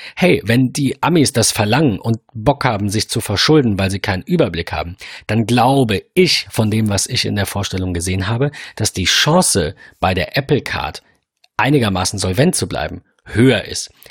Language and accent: German; Germany; als Deutscher, wir sind ein sehr, wir sind ein Bargeldland